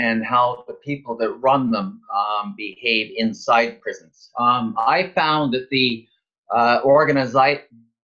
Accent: Toronto, Ontario, Canada; moved away as an adult; now in Kingston, Canada; my life growing up in Toronto in the 1950s, 60s, and 70s

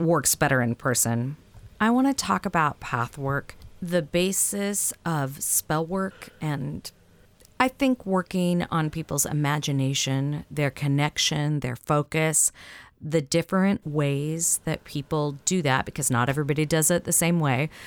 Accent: the South, United States; accent: Southern; my Southern accent

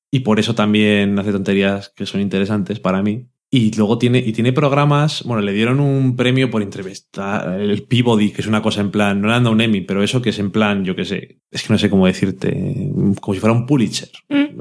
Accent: Burgos, Castile and León, Spain; also born or lived in Salamanca / Madrid; Yo soy de Burgos

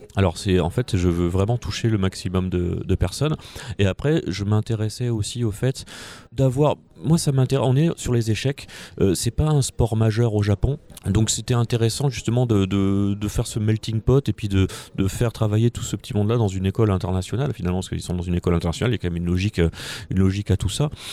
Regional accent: France; en tant que petit français dans mon coin

